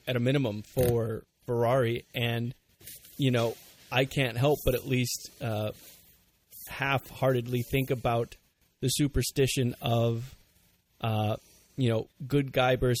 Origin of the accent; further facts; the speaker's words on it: United States; us Americans